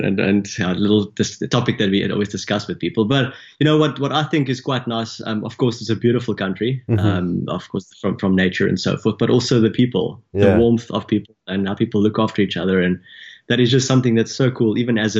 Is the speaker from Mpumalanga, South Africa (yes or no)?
yes; Nelspruit, Mpumalanga, South Africa; born there; I was born in the northeastern parts, close to the Kruger Park, the very famous Kruger National Park